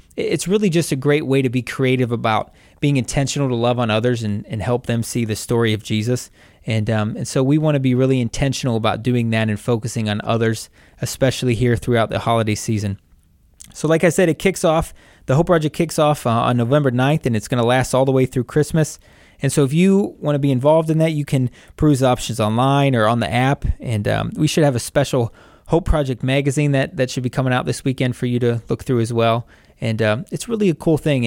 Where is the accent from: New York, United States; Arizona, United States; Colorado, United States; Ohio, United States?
Ohio, United States; Wadsworth; also born or lived in Westerville, Ohio; I lived most of my life in Wadsworth